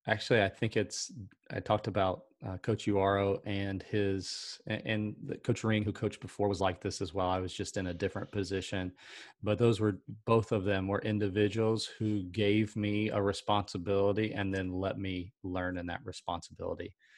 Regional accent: South Carolina, United States; I'm from South Carolina

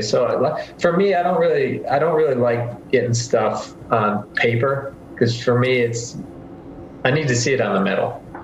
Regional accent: Northwest Indiana, United States; growing up in Northwest Indiana, where most people here are Bulls fans

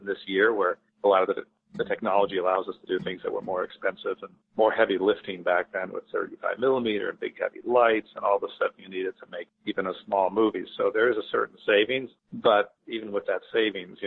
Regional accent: Italy; moved away; I grew up in Italy

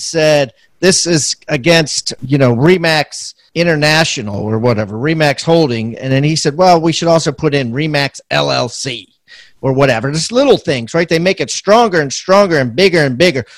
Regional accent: Maryland, United States; I'm from Maryland

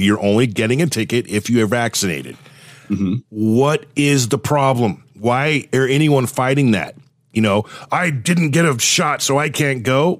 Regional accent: Thousand Oaks, California, United States; moved away; also born or lived in Southern Oregon; I grew up in Thousand Oaks, California.

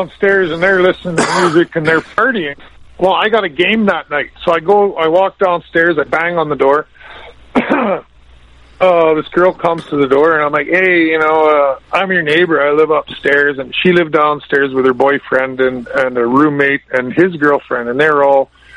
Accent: Lethbridge, Alberta, Canada; moved away; I grew up in Lethbridge

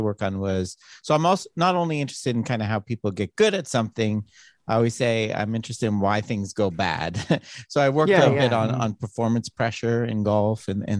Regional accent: Toronto, Ontario, Canada; now in Arizona, United States; I'm from Canada, Toronto originally

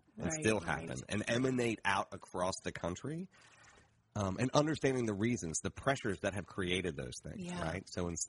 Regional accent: Appalachia, United States; And so if I wrote about being Appalachian in those different places, I have different emotional feelings about the exact same thing within me, which obviously Appalachia is not a race, but it's an identity of culture.

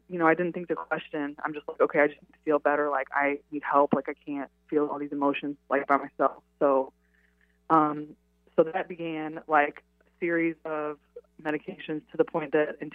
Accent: St. Louis, Missouri, United States; moved away as an adult; I grew up in St. Louis, Missouri. I joined the Army when I was 18, and I took off and I went to see the world.

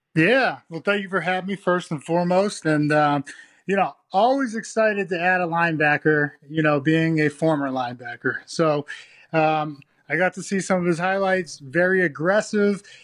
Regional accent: Massachusetts, United States; moved away; I grew up in Massachusetts

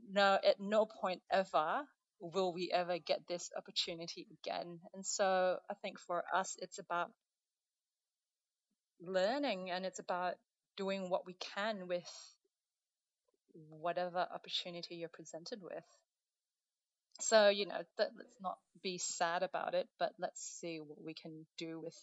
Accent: Brunei; So I'm I'm Chinese heritage. I'm from Brunei, so a bit of a mishmash.

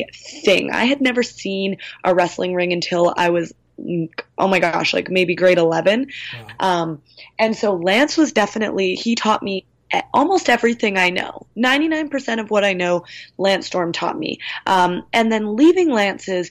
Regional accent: Victoria, British Columbia, Canada; I'm from Victoria

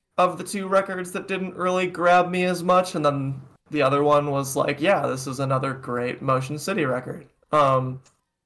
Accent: Minnesota, United States; I'm from Minnesota

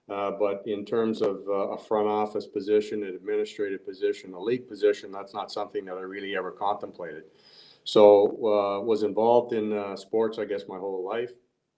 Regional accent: Fredericton, New Brunswick, Canada; also born or lived in Prince Edward Island; I grew up in Canada, in New Brunswick, born in Prince Edward Island, but grew up in Fredericton.

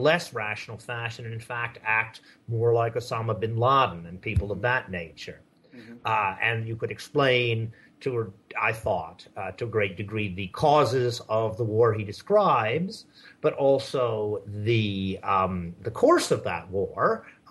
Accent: Japan; I guess the most interesting thing about me is that I grew up in Japan.

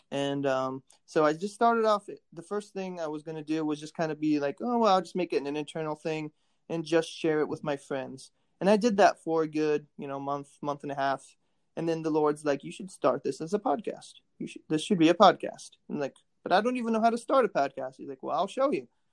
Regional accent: Warsaw, Indiana, United States; also born or lived in Kentucky; born in Warsaw, Indiana, and uh, I've uh, been in Indiana most of my life

